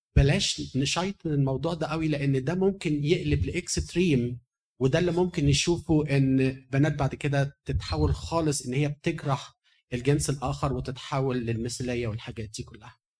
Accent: Egypt; moved away; احنا كمصريين

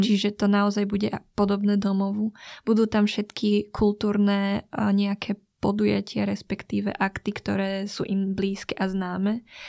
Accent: Slovakia; also born or lived in Vietnam (ancestry)

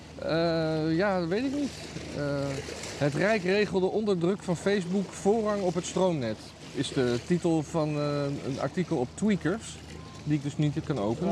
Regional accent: Netherlands; als Nederlanders

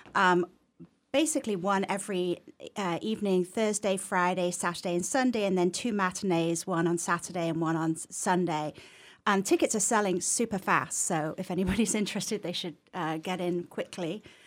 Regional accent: Leeds, Yorkshire and the Humber, United Kingdom; accent: English; moved away as an adult; also born or lived in Massachusetts; now in Northampton, United States; I'm from the north of England originally.

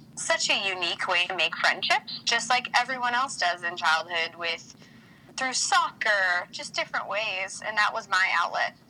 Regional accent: Nebraska, United States; I'm from Nebraska

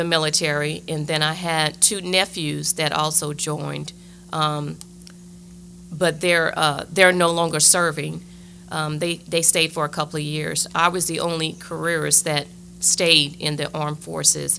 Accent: Lafayette, Louisiana, United States; moved away as an adult; return back to my hometown

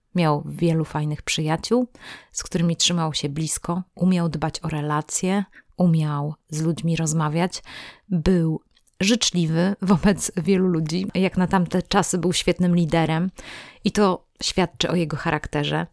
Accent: Olsztyn, Warmian-Masurian Voivodeship, Poland; ja urodziłam się w Olsztynie, to jest moje miasto rodzinne

